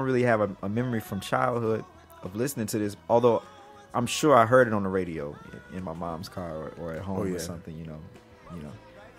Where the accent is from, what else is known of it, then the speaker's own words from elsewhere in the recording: Mississippi, United States; me growing up in Mississippi in the Bible Belt, religion was very important, from my grandmother, my mother, everybody in my family.